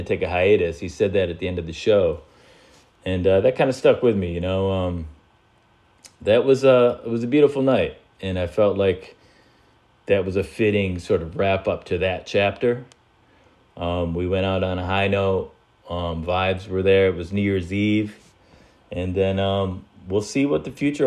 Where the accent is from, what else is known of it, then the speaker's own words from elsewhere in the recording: East Coast, United States; also born or lived in California; as an East Coaster